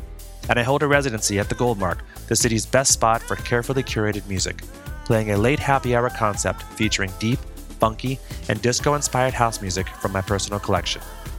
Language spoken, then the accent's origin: English; New York City, New York, United States; also born or lived in Washington, D.C.; now in Pittsburgh, United States; I'm originally from New York City